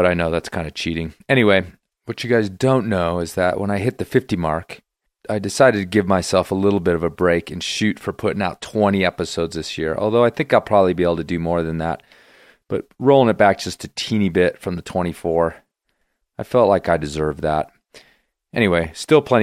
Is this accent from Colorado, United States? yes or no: yes; Carbondale, Colorado, United States; right here in my hometown